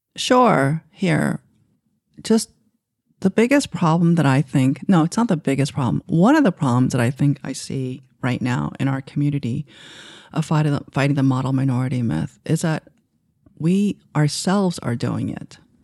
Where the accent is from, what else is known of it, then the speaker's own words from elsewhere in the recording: New York City, New York, United States; English is a second language; also born or lived in Asia; when I was growing up in Queens